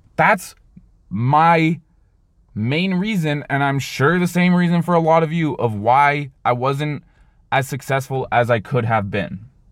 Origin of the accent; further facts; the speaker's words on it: Canada; I'm Canadian